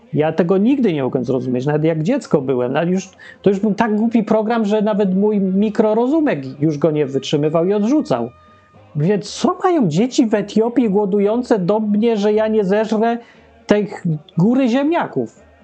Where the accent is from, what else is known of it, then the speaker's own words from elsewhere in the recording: Poland; Ja się urodziłem w kraju, którego w ogóle nie ma. Polska Rzeczpospolita Ludowa.